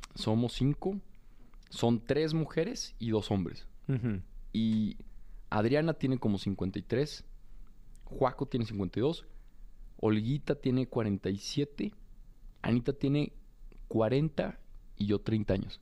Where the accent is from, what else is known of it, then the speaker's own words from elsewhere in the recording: Torreón, Coahuila, Mexico; also born or lived in Monterrey; now in Mexico City, Mexico; soy un joven de Torreón, pues muy común y corriente, muy de provincia